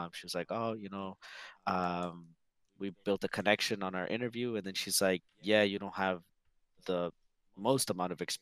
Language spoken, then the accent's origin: English; Sacramento, California, United States; also born or lived in Fiji / Bay Area; So I was born in Fiji. Moved here with my family when I was about 5 and a half. We were in the Bay Area for the first 6 months, 9 months, and then we moved to Sacramento. We've been here since.